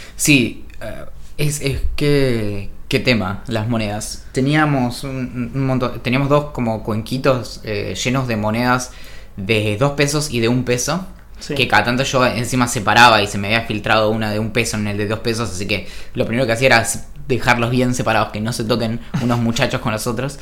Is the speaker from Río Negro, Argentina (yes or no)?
yes; San Carlos de Bariloche, Río Negro, Argentina; Yo crecí en Bariloche